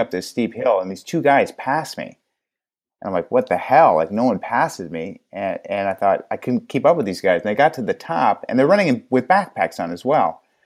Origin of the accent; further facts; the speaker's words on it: Los Angeles, California, United States; I was actually born in L